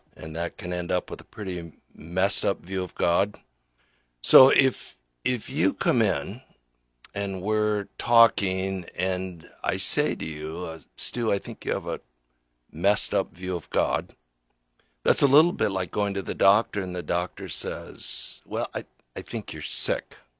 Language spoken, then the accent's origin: English; Lincoln, Nebraska, United States; I grew up here in Lincoln, right down by Lincoln High.